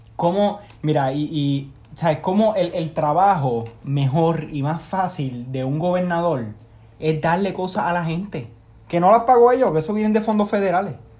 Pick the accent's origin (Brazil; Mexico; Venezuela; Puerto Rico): Puerto Rico; Manatí; now in United States; yo soy de Manatí, yo no soy de San Juan